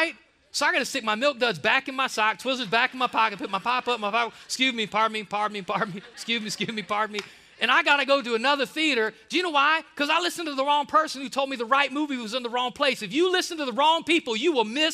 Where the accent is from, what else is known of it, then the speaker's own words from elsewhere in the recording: Ohio, United States; I'm from Ohio